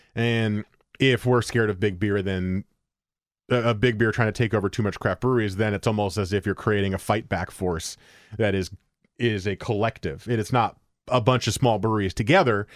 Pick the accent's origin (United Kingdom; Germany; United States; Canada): United States; New Jersey; moved away; the great state of New Jersey, my home state